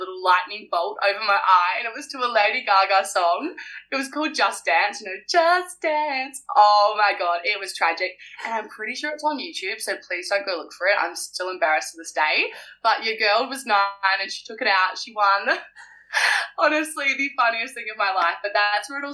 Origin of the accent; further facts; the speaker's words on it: Perth, Western Australia, Australia; also born or lived in Wellington, New Zealand; I moved to Perth, Australia when I was 11 years of age